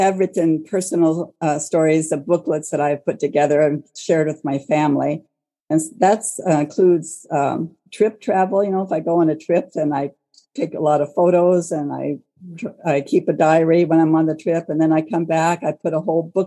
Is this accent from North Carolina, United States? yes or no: no; Portland, Oregon, United States; now in Longview, United States; I live in Longview, Washington, but I grew up in Portland, Oregon.